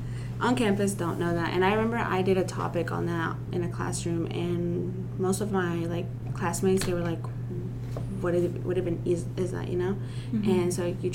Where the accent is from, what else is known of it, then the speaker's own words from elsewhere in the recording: Russellville, Arkansas, United States; also born or lived in Guerrero, Mexico; I'm from Russellville